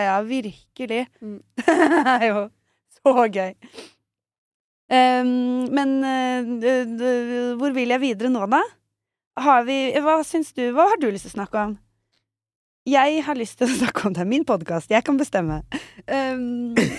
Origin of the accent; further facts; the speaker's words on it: Norway; som nordmann liksom, at det sitter i meg